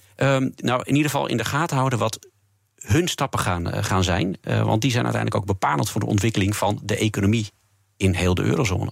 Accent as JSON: {"language": "Dutch", "country": "Netherlands", "said": "als Nederlander"}